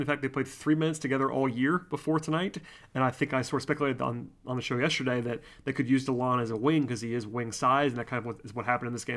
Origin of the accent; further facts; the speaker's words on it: Gwinnett County, Georgia, United States; I am from Gwinnett County